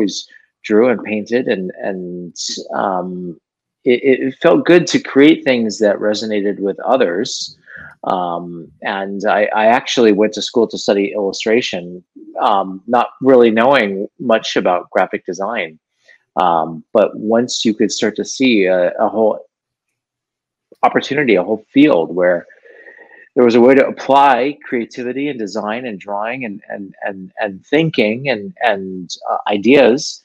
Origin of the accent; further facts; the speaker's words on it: Los Angeles, California, United States; Born and raised in Los Angeles